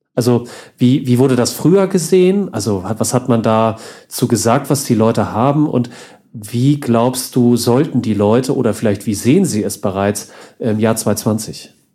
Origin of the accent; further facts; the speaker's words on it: Northern Germany, Germany; moved away; bei uns ja im Norden. Ich komme ja auch aus der Ecke, wo, bin ja irgendwann umgezogen